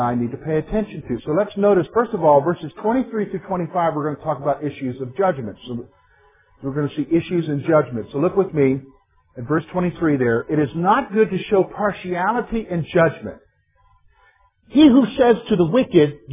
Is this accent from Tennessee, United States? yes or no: no; South Carolina, United States; moved away; I'm not from the North. I'm from South Carolina